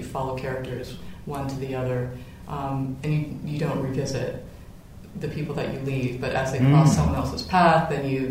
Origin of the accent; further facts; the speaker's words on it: Ottawa, Ontario, Canada; I grew up in Ottawa